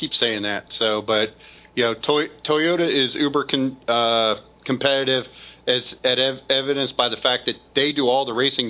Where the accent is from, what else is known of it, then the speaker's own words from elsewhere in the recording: Missouri, United States; I'm from Missouri, obviously. You know, I'm back home. We're the show me state.